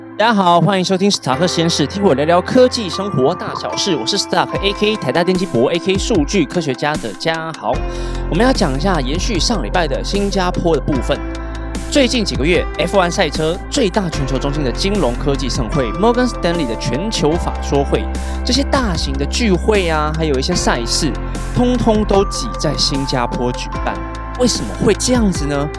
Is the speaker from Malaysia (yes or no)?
no; Taipei, Taiwan; 我是台北人